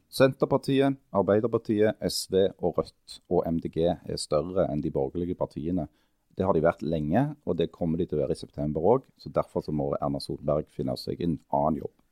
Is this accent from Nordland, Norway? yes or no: no; Stavanger, Rogaland, Norway; som rogalendinger og stavangerfolk